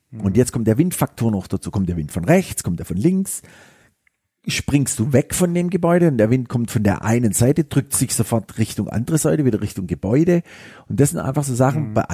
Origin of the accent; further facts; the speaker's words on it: Stuttgart, Baden-Württemberg, Germany; Und das war so eine ganz große Idee von mir hier als Stuttgarter